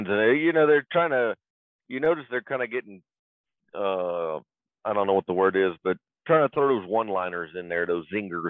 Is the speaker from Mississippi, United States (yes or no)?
yes; Mississippi, United States; born or raised there